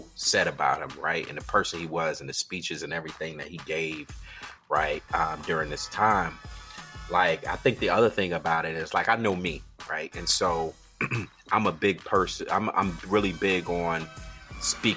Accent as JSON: {"language": "English", "town": "Georgetown", "region": "South Carolina", "country": "United States", "tie": "born or raised there", "also_born_or_lived": "Orangeburg, South Carolina", "said": "I grew up in South Carolina, Georgetown"}